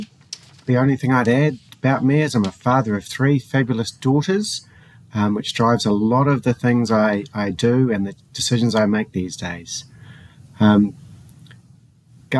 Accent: New Zealand; also born or lived in Colorado, United States; I'm a New Zealander, so I live quite a far away in the bottom of the Southern Ocean

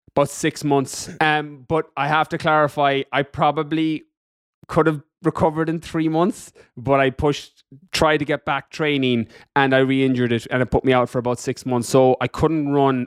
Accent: west of Ireland, Ireland; moved away as an adult; also born or lived in London, United Kingdom / California, United States; I'm from Ireland, in the west of Ireland

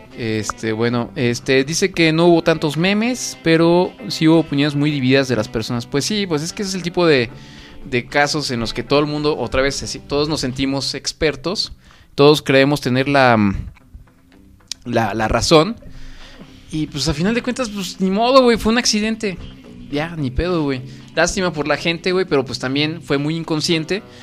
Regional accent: Mexico; como buenos mexicanos que somos

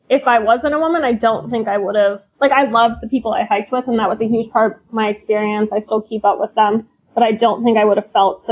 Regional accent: Philadelphia, Pennsylvania, United States; I grew up in a safe area, Philadelphia

